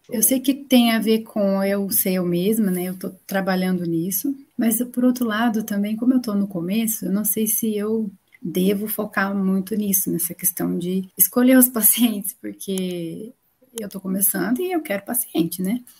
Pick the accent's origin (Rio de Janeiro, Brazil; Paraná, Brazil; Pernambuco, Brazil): Paraná, Brazil; also born or lived in São Paulo state / Maringá; Eu vim lá do estado de São Paulo, vivi a vida toda no Paraná